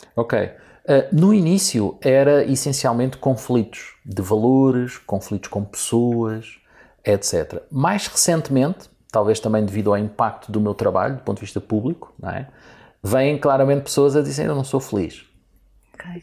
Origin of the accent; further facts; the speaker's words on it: Portugal; sendo eu português e gostando eu muito do meu país